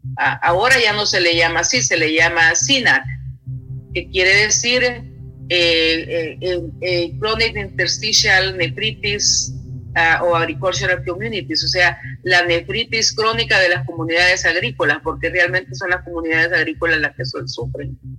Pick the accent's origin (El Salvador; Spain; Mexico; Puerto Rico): El Salvador; now in Athens, United States; como mujer latina, salvadoreña